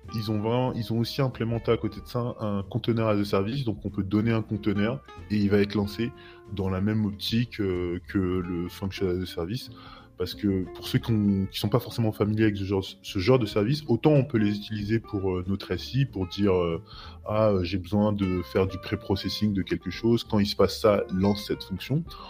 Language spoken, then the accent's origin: French; France; now in Portugal; je suis français, mais j'habite au Portugal, ça fait un petit bout de temps